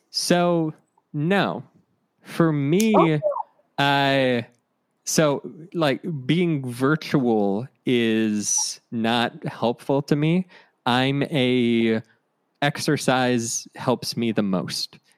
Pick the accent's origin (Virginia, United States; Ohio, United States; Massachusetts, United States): Ohio, United States; I'm from Ohio, so we would go to Orlando for vacation